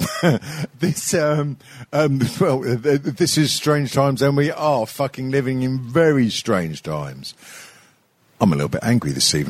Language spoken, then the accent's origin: English; the North, England, United Kingdom; I'm apparently from North, but not from fucking Liverpool